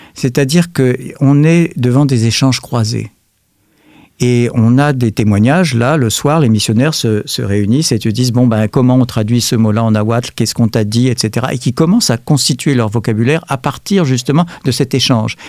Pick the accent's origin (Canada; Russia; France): France; nous sommes des Français